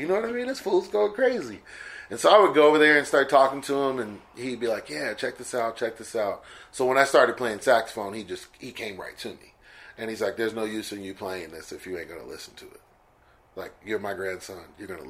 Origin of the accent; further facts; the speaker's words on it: Stockton, California, United States; And then we moved from East Stockton to North Stockton, and that's when I started kind of really getting serious and studying.